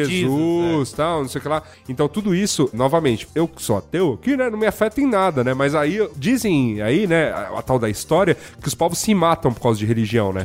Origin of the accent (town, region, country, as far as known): Brazil